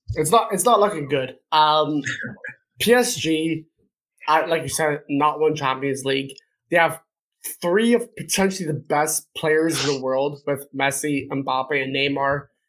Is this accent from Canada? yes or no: yes; Canada; as a Canadian